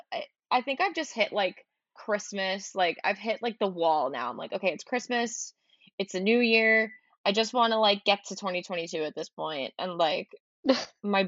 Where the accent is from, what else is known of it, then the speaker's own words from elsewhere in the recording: United States; as an American